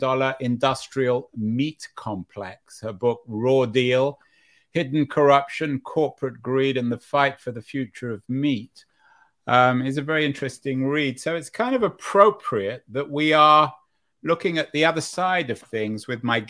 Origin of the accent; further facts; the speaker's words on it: London, United Kingdom; now in United States; I grew up in London where there was a butcher shop and a fishmonger on every corner